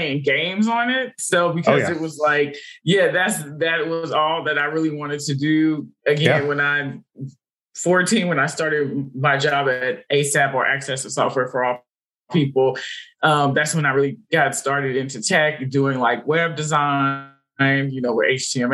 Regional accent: Berkeley, California, United States; moved away; I'm originally from California, Bay Area, Berkeley, California.

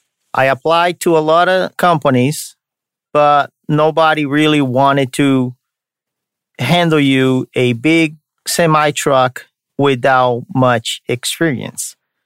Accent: São Paulo, Brazil; Now you know that I'm from Brazil, from the state of São Paulo, which has the capital also called São Paulo. So I'm from São Paulo, Brazil.

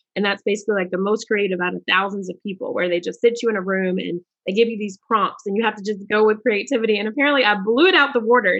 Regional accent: Charlotte, North Carolina, United States; I'm from Charlotte, North Carolina, and we had a minority achievement programs.

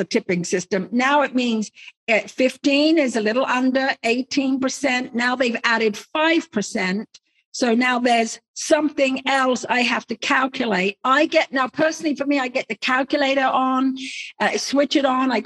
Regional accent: England, United Kingdom; moved away as an adult; now in United States; I'm originally English.

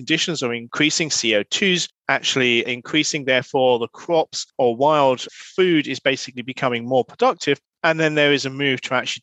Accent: United Kingdom; I'm a Brit

